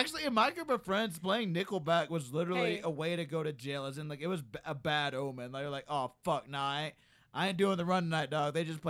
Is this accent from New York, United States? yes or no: no; Alabama, United States; moved away; Growing up in Alabama